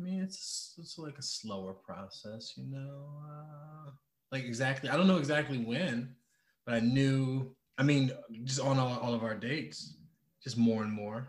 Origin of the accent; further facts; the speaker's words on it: Detroit, Michigan, United States; moved away; also born or lived in Thailand; I'm from Michigan, Detroit, Michigan. Uh, lived a lot of places.